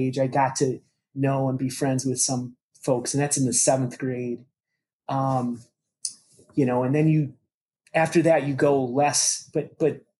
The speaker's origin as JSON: {"language": "English", "town": "Minneapolis", "region": "Minnesota", "country": "United States", "tie": "born or raised there", "also_born_or_lived": "St. Cloud, Minnesota", "said": "we moved to the Twin Cities from St. Cloud in the third grade"}